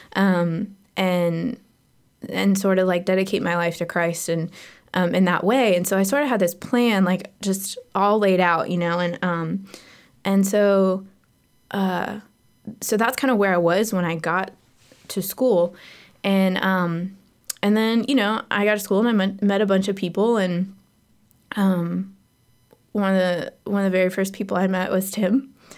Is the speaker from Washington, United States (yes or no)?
yes; Seattle, Washington, United States; I was born in Seattle